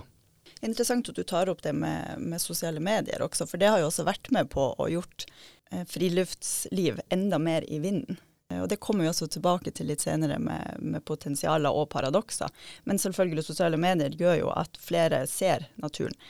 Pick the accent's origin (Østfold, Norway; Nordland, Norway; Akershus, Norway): Nordland, Norway; Steigen; Jeg kommer fra Steigen, der jeg er oppvokst med, med naturen i hagen og i bakgården